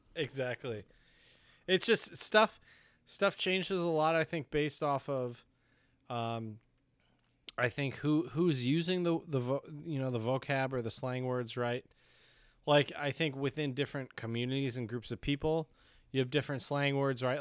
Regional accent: Michigan, United States; accent: Michigan; I was from Michigan

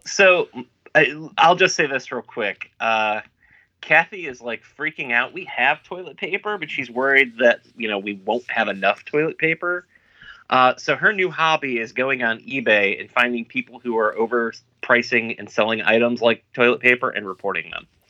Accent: United States; I'm an American

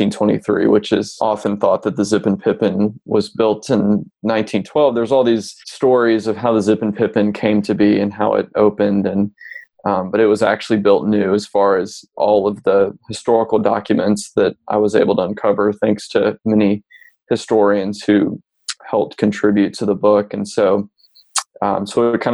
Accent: Memphis, Tennessee, United States; I was born and raised in Memphis

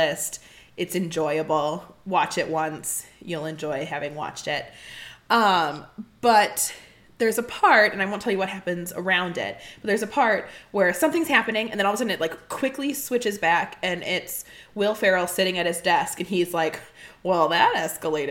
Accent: Midwest, United States; I'm from the Midwest

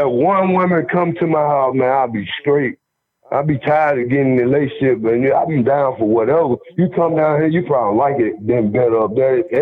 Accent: Chicago, Illinois, United States; I'm from Chicago, really. I'm from Chicago. Shoot

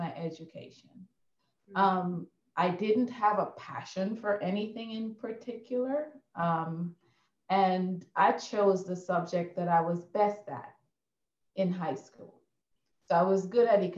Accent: Guyana; Yeah, I was born and raised in Guyana, South America.

